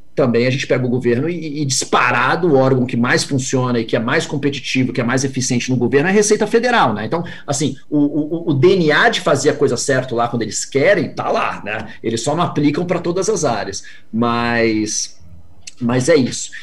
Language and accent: Portuguese; Brazil; me anuncio como sendo brasileiro